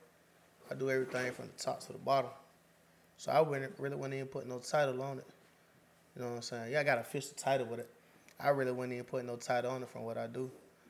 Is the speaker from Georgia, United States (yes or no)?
yes; Wilcox County, Georgia, United States; moved away as an adult; now in Macon, United States; I'm from the country, man. I'm from Wilco by way of Deadwood, you know what I'm saying? I'm in Macon now. Though a lot of motherfuckers think I'm from Macon. I've been out here since 2017, but nah, I'm from Wilco.